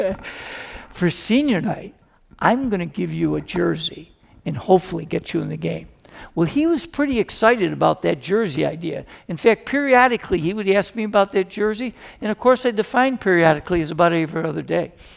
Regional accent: Rochester, New York, United States; I'm from Rochester, New York

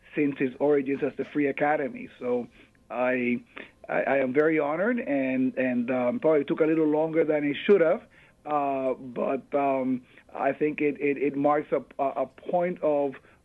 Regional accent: Puerto Rico; moved away as an adult; now in New York, United States; I am born and raised in Puerto Rico. I came to the U.S. to pursue my educational dreams.

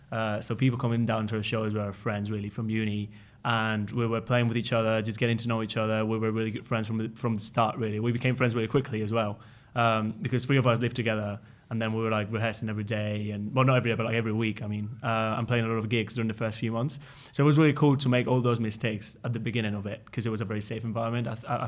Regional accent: Spain; English is a second language; moved away; because I came from Spain with Nico. We came together.

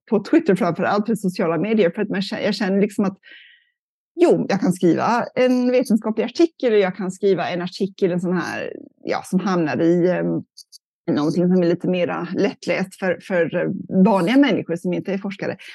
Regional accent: California, United States; jag är uppvuxen i Kalifornien mest och där det ju, har det varit mycket torka

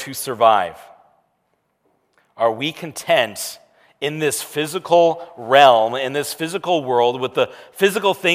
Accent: United States

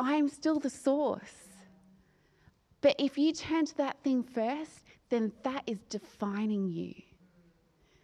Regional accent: Australia; moved away as an adult; I'm from Australia, and I've been an expat for 10 years this year

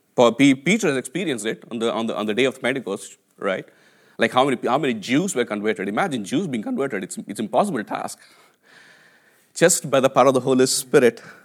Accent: India; English is a second language; moved away as an adult; now in United Kingdom; I came from India, right? I, I, I, I, my English was my third language

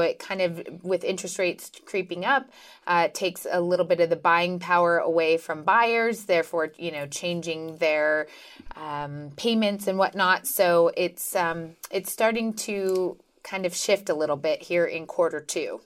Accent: Reno, Nevada, United States; I was born and raised here in Reno, and um, I love Nevada

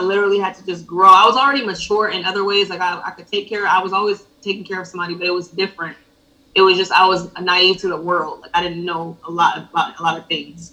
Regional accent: Ellenwood, Georgia, United States; also born or lived in Decatur, Georgia / Buffalo, New York; I was raised mostly in Ellenwood, Georgia.

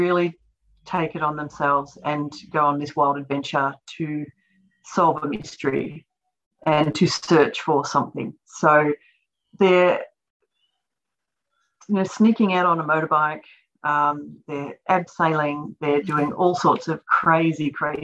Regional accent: Australia; I grew up in Australia, in rural Australia

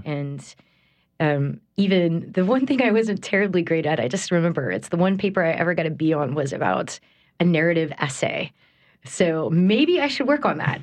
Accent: United States; moved away as an adult; also born or lived in Texas / New York / Connecticut; I'm from here, I'm from Homa, but then I was in school in Texas.

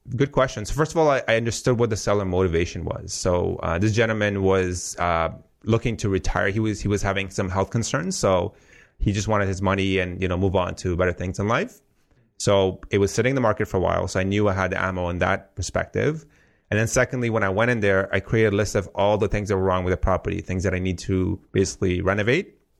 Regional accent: Afghanistan; moved away; I come from Afghanistan, as you know, so war-torn country. So your typical immigr-, immigrant story

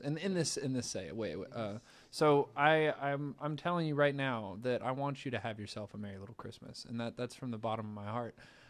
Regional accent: Savannah, Georgia, United States; also born or lived in Nashville; I'm from Savannah. I was born in Nashville, but I was raised in Savannah, so I don't really mess with the cold like that either.

